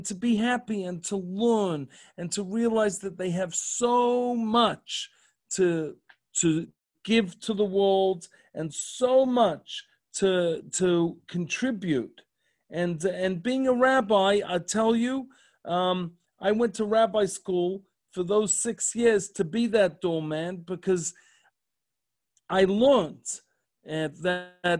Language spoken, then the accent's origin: English; Melbourne, Victoria, Australia; moved away as an adult; now in Columbus, United States; I'm from Melbourne, but I had a job offering in Sydney.